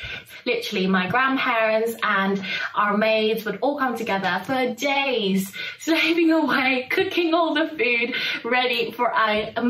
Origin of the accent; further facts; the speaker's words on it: Philippines; moved away; I'm originally from the Philippines.